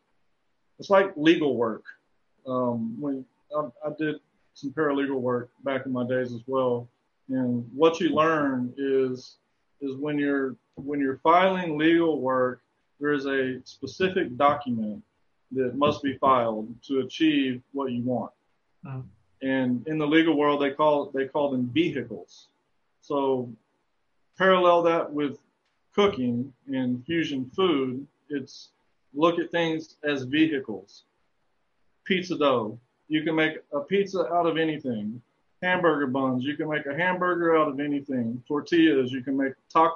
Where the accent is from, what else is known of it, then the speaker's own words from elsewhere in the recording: Texas, United States; heavily influenced by being a Texan